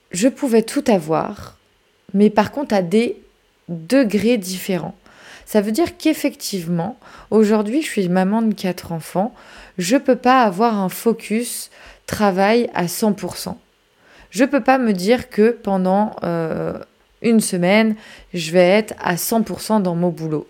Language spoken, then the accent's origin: French; France; chez nous en France